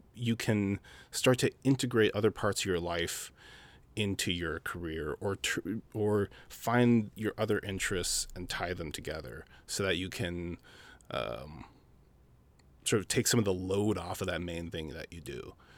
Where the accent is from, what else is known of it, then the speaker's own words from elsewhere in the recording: Minneapolis, Minnesota, United States; also born or lived in South Dakota / Phoenix; I was born in South Dakota, raised in Minneapolis, uh, lived in the Twin Cities for thirty years